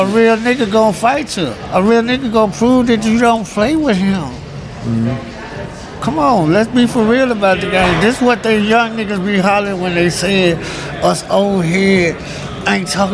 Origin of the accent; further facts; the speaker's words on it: Memphis, Tennessee, United States; I'm originally from South Memphis